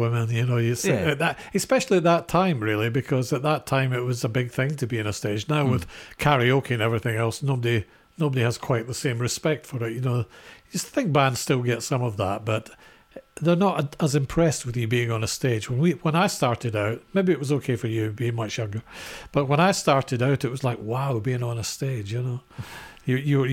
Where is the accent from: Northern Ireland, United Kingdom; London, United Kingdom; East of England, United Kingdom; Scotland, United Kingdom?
Scotland, United Kingdom; we're Scottish.